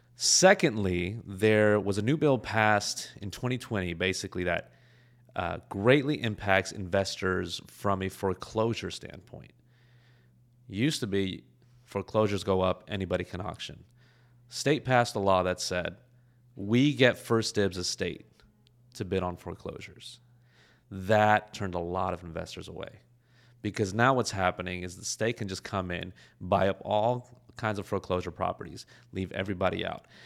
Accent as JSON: {"language": "English", "town": "Los Angeles", "region": "California", "country": "United States", "said": "I'm from Los Angeles"}